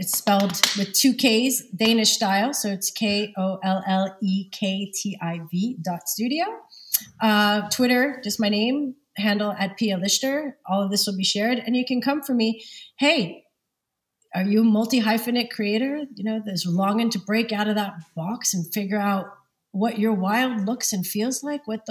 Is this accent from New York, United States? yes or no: yes; New York City, New York, United States; also born or lived in Montreal, Canada / London; now in Copenhagen, Denmark; originally from Lower East Side, Manhattan and Brooklyn